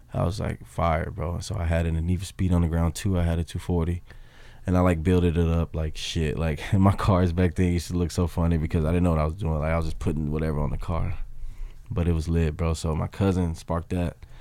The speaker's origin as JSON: {"language": "English", "town": "Memphis", "region": "Tennessee", "country": "United States", "moved": "yes", "lives_now": "Los Angeles, United States", "said": "me coming from Memphis"}